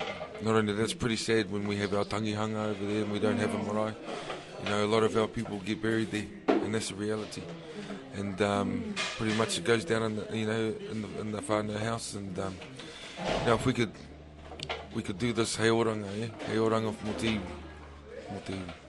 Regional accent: Melbourne, Victoria, Australia; We moved to Melbourne when I was 4. I was just turning 5. And I grew up there, yeah. So I'm a bit of a true blue Aussie.

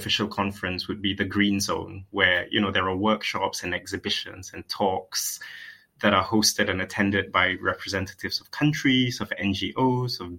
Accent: Malaysia; moved away as an adult; now in United Kingdom; I was born in Malaysia. I was raised there.

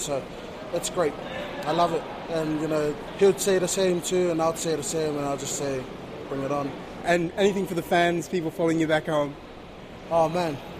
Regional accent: Tonga; now in New Zealand; I'm originally from Tonga

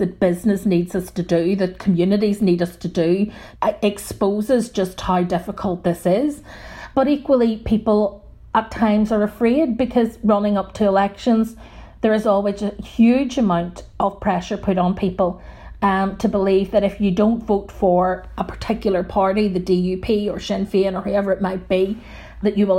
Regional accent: Northern Ireland, United Kingdom; those of us who have grown up in Northern Ireland, even people like myself, who were born in the 1970s and grew up with the Troubles as our backdrop

